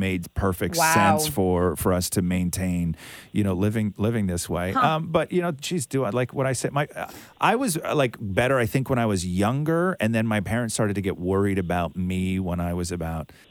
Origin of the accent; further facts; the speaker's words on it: Acton, Ontario, Canada; I grew up in Acton